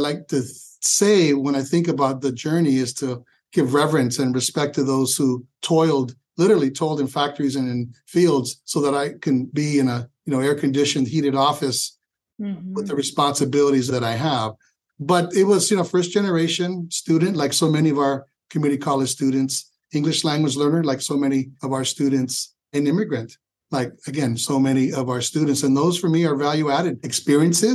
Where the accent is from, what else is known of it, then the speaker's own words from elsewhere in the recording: San Francisco, California, United States; moved away as an adult; also born or lived in Sacramento, California; now in Los Angeles, United States; Being born and raised in San Francisco